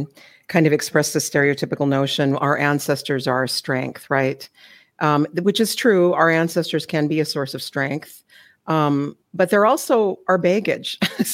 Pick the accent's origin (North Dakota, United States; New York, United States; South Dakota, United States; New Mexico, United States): South Dakota, United States; Flandreau Santee Sioux Reservation; also born or lived in Minneapolis–St. Paul, Minnesota; now in Edmonton, Canada; Wapdanoyate, which is a Dakota people on the eastern side of South Dakota. I grew up there in part Flandre Santee Sioux Reservation and Sistan Wapton, also partly in the Twin Cities of Minneapolis and St. Paul.